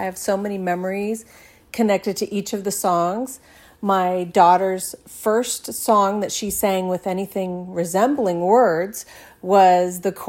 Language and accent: English; Las Vegas, Nevada, United States; And right away, that made me angry because I'm from Vegas and I love Vegas.